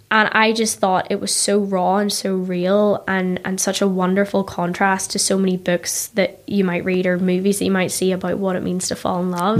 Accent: Ballymena, Northern Ireland, United Kingdom; moved away as an adult; now in New York, United States; I grew up in Ballymena

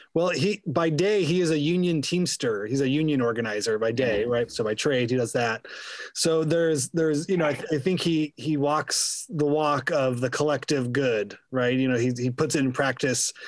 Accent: Inland Empire, California, United States; I grew up out in the Inland Empire and listened to KSPC

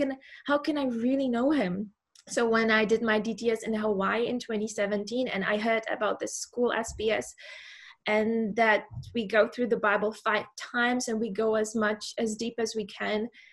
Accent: Czechia; moved away as an adult; now in Muizenberg, South Africa; I am from the Czech Republic.

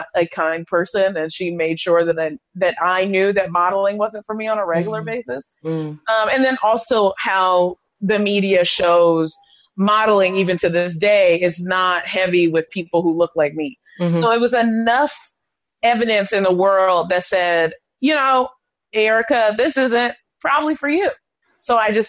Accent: the suburbs of Maryland, United States; I'm from Maryland. I'm from the suburbs of Maryland, and everything we did was kind of in Baltimore.

